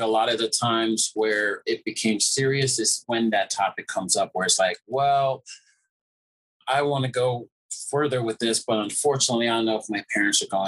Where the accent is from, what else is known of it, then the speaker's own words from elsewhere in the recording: New York, United States; also born or lived in Jamaica; we're in the melting pot of New York most of my life, and even though I was born in Jamaica